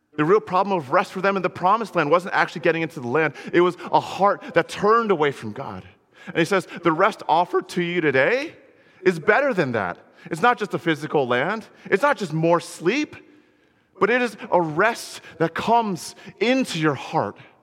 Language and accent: English; Connecticut, United States; I grew up in Connecticut, you know, there's nothing cool there